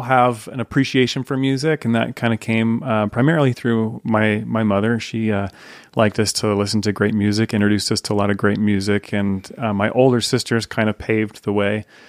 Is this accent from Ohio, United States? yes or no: no; Layton, Utah, United States; So I grew up in Layton. Um, so I'm Davis County boy